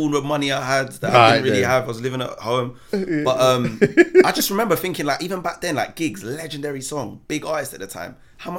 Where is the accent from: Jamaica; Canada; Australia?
Jamaica; Joy is, you're Jamaican. I'm Jamaican. She's Jamaican.